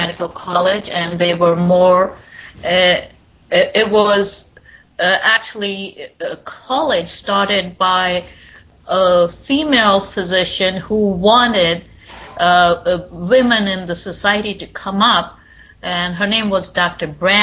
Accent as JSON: {"language": "English", "region": "East India", "country": "India", "tie": "born or raised there", "moved": "as an adult", "lives_now": "New York City, United States", "said": "I did my schooling and medical school in India."}